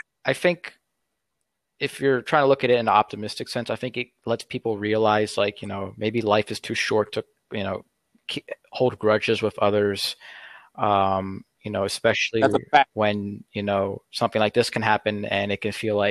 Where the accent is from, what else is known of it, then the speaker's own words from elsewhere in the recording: United States; I'm an American